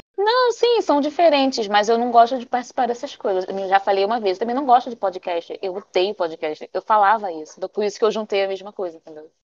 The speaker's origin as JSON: {"language": "Portuguese", "region": "Rio de Janeiro", "country": "Brazil", "tie": "born or raised there", "also_born_or_lived": "Maranhão", "said": "Eu sou uma carioca falsa, já admito aqui, né? Porque, na verdade, eu sou maranhense, mas fui criada no Rio de Janeiro"}